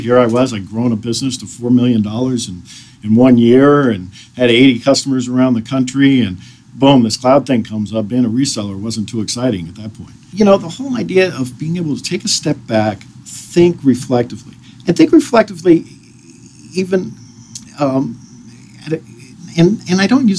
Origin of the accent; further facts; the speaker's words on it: Washington, United States; also born or lived in overseas; We grew up in Washington. We grew up overseas.